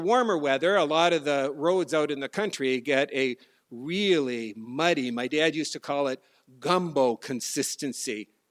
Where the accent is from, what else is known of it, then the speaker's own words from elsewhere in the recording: North Dakota, United States; moved away; I was a kid growing up in North Dakota